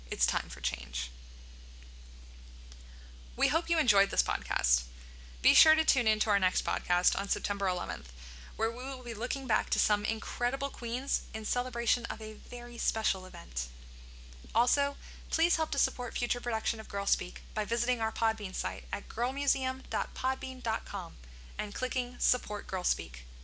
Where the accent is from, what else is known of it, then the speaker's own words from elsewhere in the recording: United States; I was surprised that as a teenager growing up in America, I did not have much knowledge of this global epidemic.